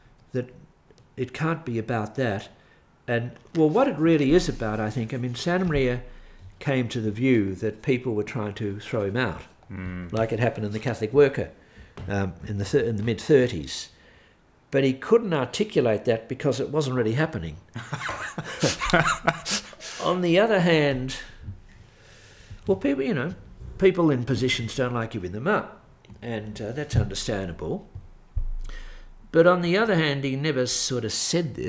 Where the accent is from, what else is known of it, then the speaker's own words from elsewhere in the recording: Melbourne, Victoria, Australia; growing up in Melbourne, I mean, I was born in 1945. Growing up in Melbourne, Archbishop Daniel Mannix was a cult figure